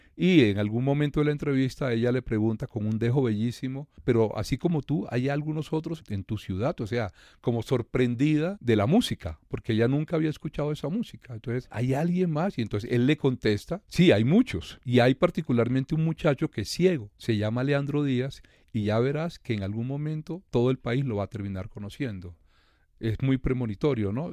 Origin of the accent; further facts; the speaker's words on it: Valledupar, Cesar, Colombia; accent: vallenato; con todo nuestro cantadito, con todo nuestro dejo